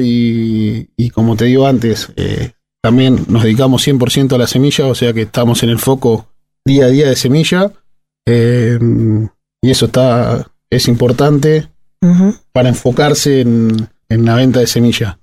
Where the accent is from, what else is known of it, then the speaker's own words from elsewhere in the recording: Madero, Argentina; Hice fútbol de chico en mi pueblo, en Madero. Soy de un pueblo ah, de 2.000 habitantes